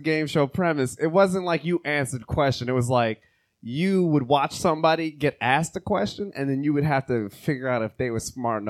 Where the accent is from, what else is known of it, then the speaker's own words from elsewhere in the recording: Jamaica; because I'm Jamaican.